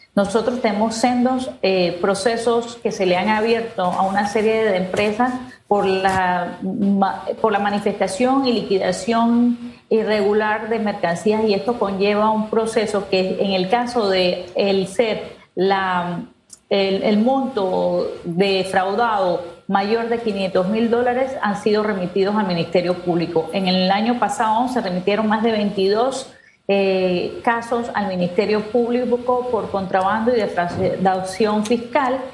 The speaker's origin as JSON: {"language": "Spanish", "country": "Panama", "said": "nosotros como panameños"}